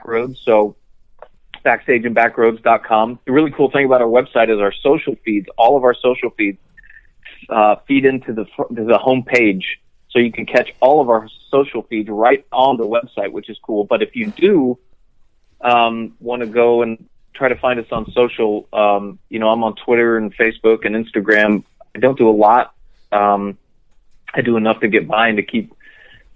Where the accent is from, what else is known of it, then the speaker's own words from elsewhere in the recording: Florida, United States; I grew up in Florida